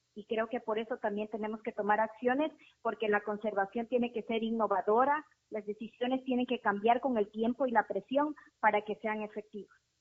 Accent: Ecuador; also born or lived in Galápagos; como ecuatorianos

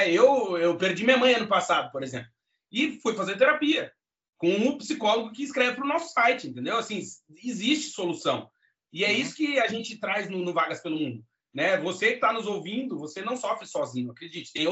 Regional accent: Alegrete, Rio Grande do Sul, Brazil; born there; eu sou gaúcho do Alegrete, cara. Eu nasci lá, Deus é meu amigo, eu não nasci argentino por 100 quilômetros. E eu nasci na fronteira, lá oeste do Rio Grande do Sul

